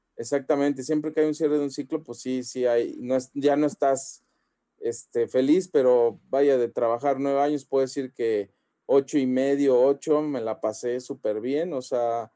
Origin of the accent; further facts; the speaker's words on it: Xalapa, Veracruz, Mexico; moved away; yo por ejemplo soy de Jalapa, entonces allá la mentalidad allá es súper así pequeñita